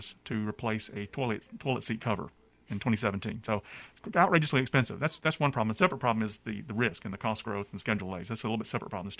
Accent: Gadsden, Alabama, United States; I grew up in Alabama, like you said. Went to high school in Gadsden, Alabama. I'm from native of Gadsden

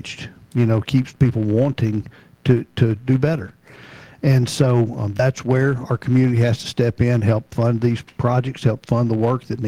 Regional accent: Memphis, Tennessee, United States; moved away as an adult; also born or lived in Nashville, Tennessee; now in Murfreesboro, United States; I'm from Memphis, Shelby County

